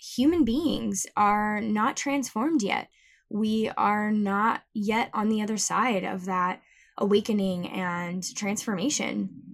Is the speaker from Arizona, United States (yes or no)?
yes; Tucson, Arizona, United States; moved away; I flew out to my hometown of Tucson